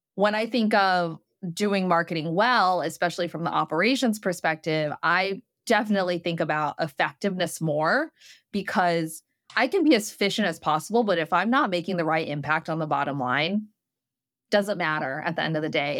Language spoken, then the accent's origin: English; Midwest, United States; moved away as an adult; also born or lived in New York; I'm from the Midwest